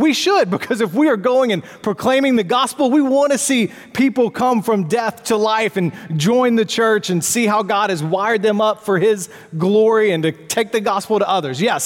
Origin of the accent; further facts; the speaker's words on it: the South, United States; accent: southern; now in Charlotte, United States; my southern accent